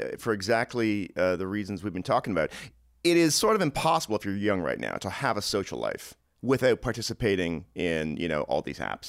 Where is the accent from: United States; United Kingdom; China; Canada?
Canada; Toronto, Ontario; I grew up in suburban Toronto